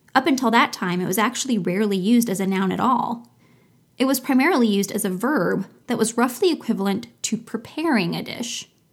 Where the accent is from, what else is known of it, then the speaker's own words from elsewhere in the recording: Florida, United States; my home state, Florida